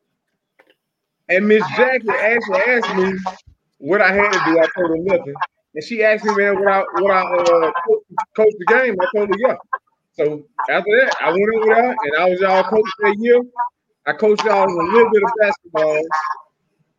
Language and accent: English; United States; I grew up over in Twin Heights